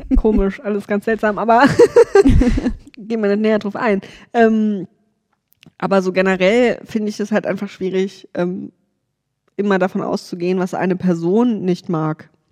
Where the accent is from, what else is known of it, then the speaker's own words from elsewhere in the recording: Saarland, Germany; im Saarland, wo ich herkomme